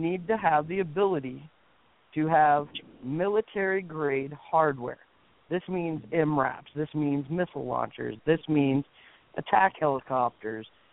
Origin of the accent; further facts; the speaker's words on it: Wyoming, United States; I am born and raised in Wyoming